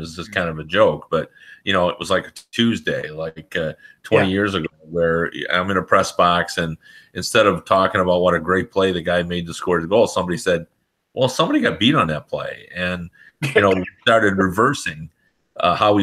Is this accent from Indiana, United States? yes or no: no; Michigan, United States; I grew up in Michigan